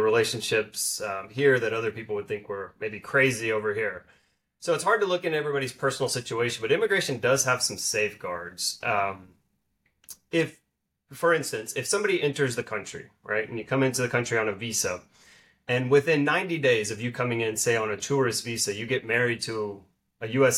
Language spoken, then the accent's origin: English; Dallas, Texas, United States; also born or lived in Arkansas; I'm from the Dallas area